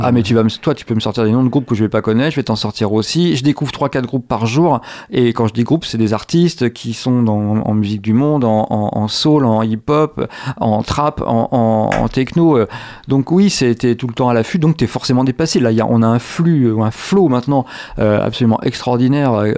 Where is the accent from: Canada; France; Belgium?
France; Angers, Pays de la Loire; avant j'étais étudiant à l'université d'Angers et avant lycéen à David d'Angers. Je suis d'Angers, il n'y a pas de doute